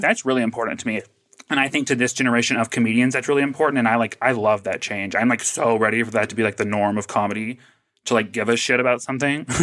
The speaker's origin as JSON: {"language": "English", "region": "the South", "country": "United States", "tie": "born or raised there", "said": "I grew up in the South"}